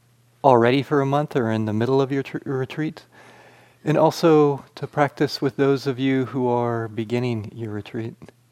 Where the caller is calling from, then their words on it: Flagstaff, Arizona, United States; As Greg said … I'm joining you from Flagstaff, Arizona.